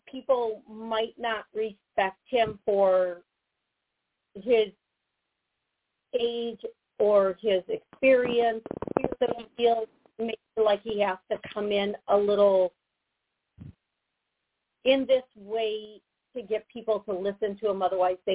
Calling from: Florida, United States; I'm calling from Florida.

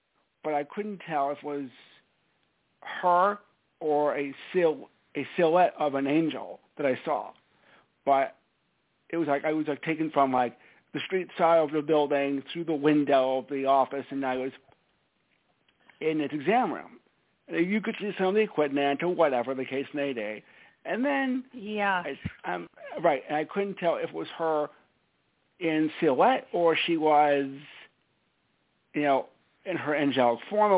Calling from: Stamford, Connecticut, United States; It's … from Stamford, Connecticut.

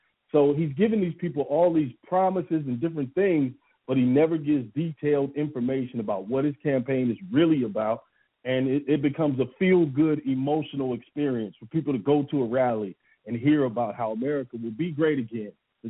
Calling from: Atlanta, Georgia, United States; Yeah, this is … in Atlanta.

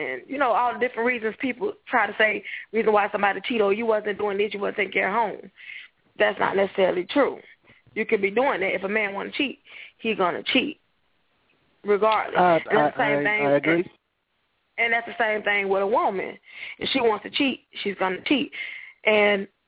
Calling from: Jacksonville, Florida, United States; I'm calling from Jacksonville, Florida

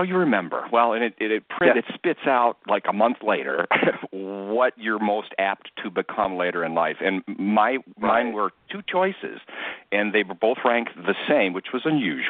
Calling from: Avon, Ohio, United States; I'm calling from just outside of Cleveland in a city called Avon, Ohio, on the banks of the beautiful Great Lake Erie.

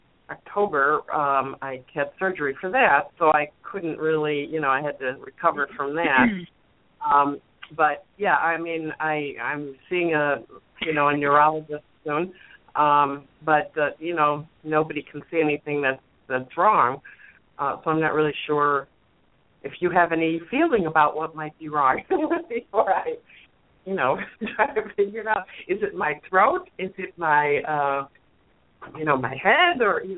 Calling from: outside of Chicago, Illinois, United States; I'm calling from outside of Chicago.

